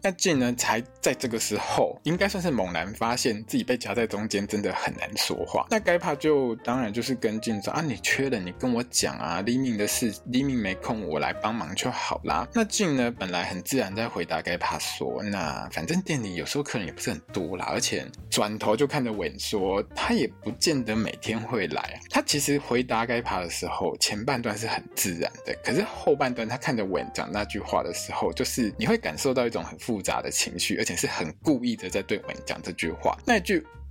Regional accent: Taiwan; 我们台湾人

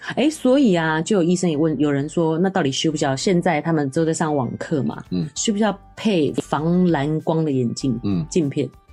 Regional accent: Taiwan; 我们台湾人

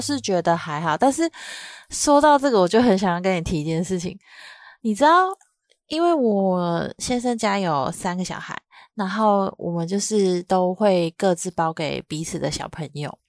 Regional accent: southern Taiwan, Taiwan; 我嗯。是南部人，然后我妈妈的娘家在中部

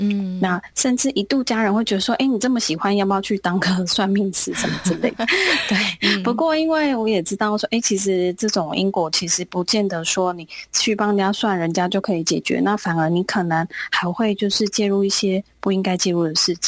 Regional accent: Zhonghe, New Taipei, Taiwan; 那我是来自台北中和的

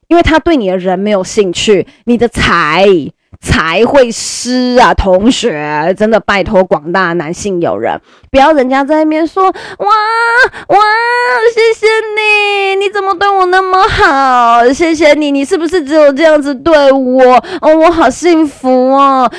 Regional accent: Caotun, Nantou County, Taiwan; 我们我家乡南投草屯那一边

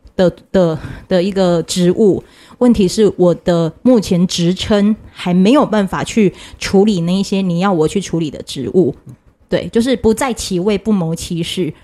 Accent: Yanpu, Pingtung County, Taiwan; moved away; 那个老家是他已经被拍卖掉的老家，就在屏东盐埔

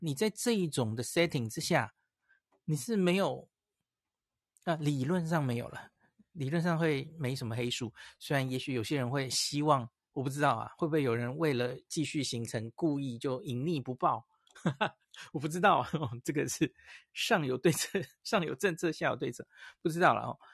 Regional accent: Taiwan; 我从台湾就带了一些，这些感冒药去了哈

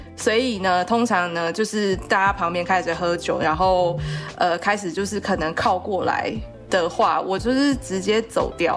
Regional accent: southern Taiwan, Taiwan; moved away; 我是南部来的小孩

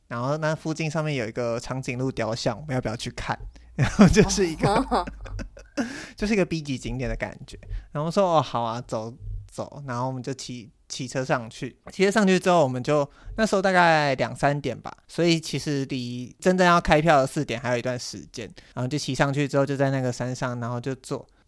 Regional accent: Miaoli County, Taiwan; 我朋友就他刚好要回苑里，那离我的老家很近，就老家在海线

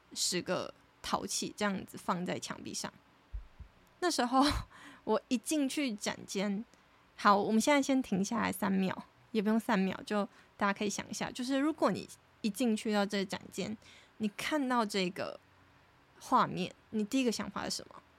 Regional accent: Taiwan; moved away as an adult; now in United Kingdom; 我真的是一个土生土长的台湾人

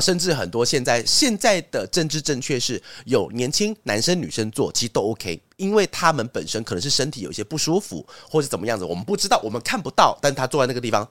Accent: Taiwan; 我们台湾人的一些那种餐桌礼仪

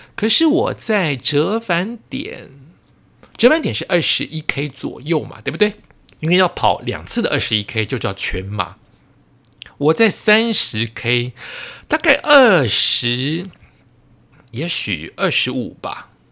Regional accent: Taiwan; 因为我是台湾人

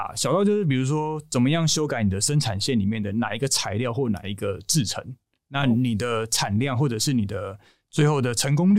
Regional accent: Taichung, Taiwan; 我们台中人

